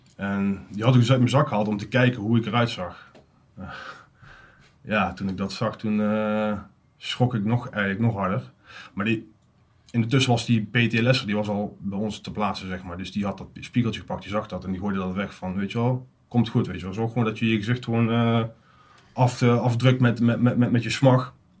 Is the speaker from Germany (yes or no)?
no; Uden, North Brabant, Netherlands; 37 jaar, kom uit Uden